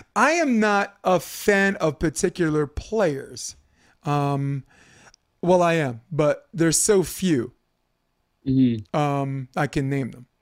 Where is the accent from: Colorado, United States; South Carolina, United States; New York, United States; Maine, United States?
New York, United States; New York City; moved away; as a kid who grew up in Brooklyn, New York